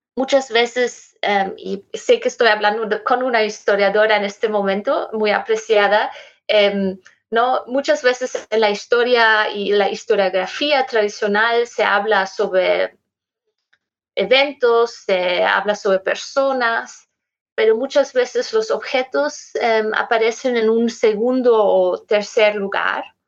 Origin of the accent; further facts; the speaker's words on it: Germany; Spanish is a second language; moved away; also born or lived in Lima, Peru / Berlin; yo soy alemana